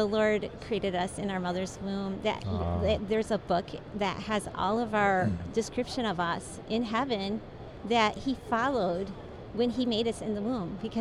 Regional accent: Michigan, United States; I grew up in Michigan.

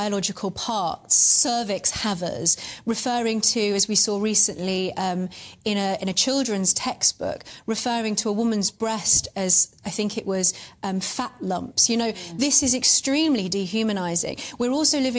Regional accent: Dagenham, London, United Kingdom; I was born in Dagenham

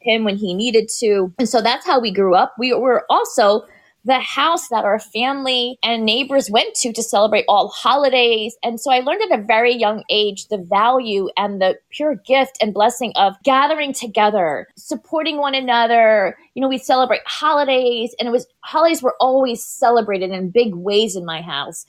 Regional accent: Tampa Bay area, Florida, United States; born or raised there; also born or lived in Bronx, New York

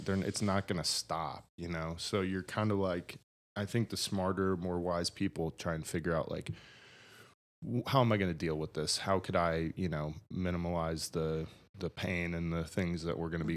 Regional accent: Buffalo, New York, United States; moved away as an adult; I'm glad that I'm from there. I'm glad that I'm from Buffalo

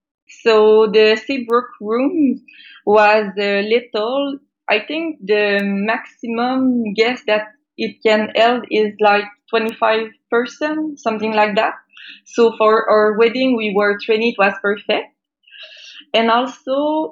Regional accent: Quebec, Canada; I am from Quebec

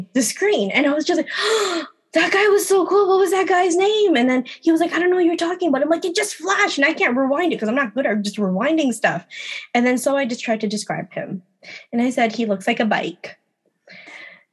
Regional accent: Philippines; I'm Filipino

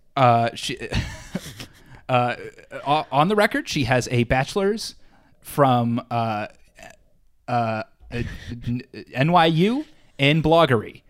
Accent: New York, United States; I am the New York lawyer, 'cause I am from New York

